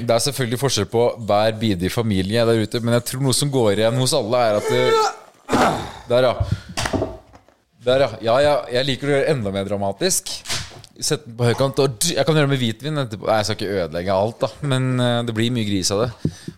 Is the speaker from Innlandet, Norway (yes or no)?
yes; Eidskog, Innlandet, Norway; i Eidskog, der jeg er fra